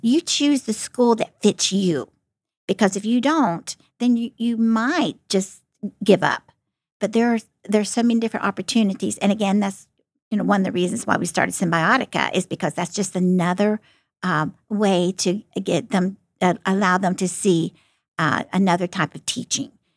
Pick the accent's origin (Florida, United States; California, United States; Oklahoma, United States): Florida, United States; moved away as an adult; now in Ohio, United States; I'm from Florida